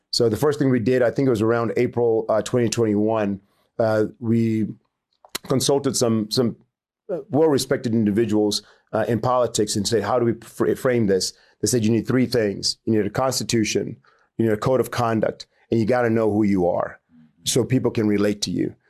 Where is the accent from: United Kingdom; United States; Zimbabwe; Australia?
Zimbabwe; Chinhoyi, Mashonaland West; moved away; also born or lived in Harare; I grew up in Chinoy, grew up in a, you know, very poor, uh, poor, uh, upbringing